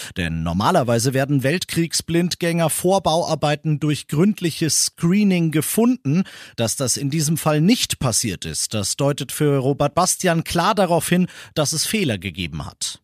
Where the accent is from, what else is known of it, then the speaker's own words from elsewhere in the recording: Bavaria, Germany; bei uns in Bayern